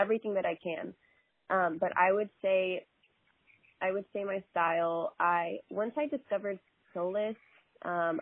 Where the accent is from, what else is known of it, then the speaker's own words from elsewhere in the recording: Texas, United States; I am Texas born and raised